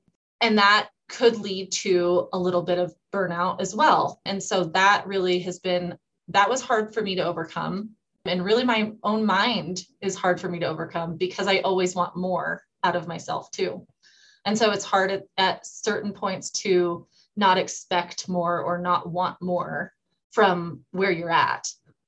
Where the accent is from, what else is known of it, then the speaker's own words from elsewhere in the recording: Rangeley, Maine, United States; which happened to be 3 hours away from where my hometown is. A little bit about Rangeley is we're in the middle of nowhere.